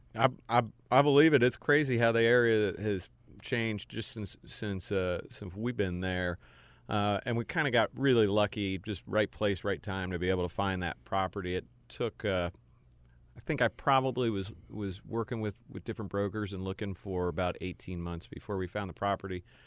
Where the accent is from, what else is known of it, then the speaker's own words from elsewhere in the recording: Cincinnati, Ohio, United States; moved away as an adult; also born or lived in Texas / Houston / Durham / Nashville; now in Charlotte, United States; I grew up in Cincinnati, went to Duke for undergrad